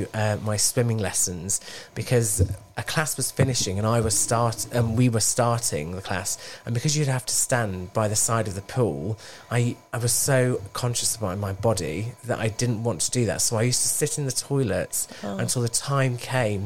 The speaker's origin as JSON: {"language": "English", "town": "Bradford", "region": "Yorkshire and the Humber", "country": "United Kingdom", "tie": "born or raised there", "also_born_or_lived": "Wolverhampton", "moved": "as an adult", "said": "I was born in Wolverhampton. And when I was one, my parents, we moved to Bradford."}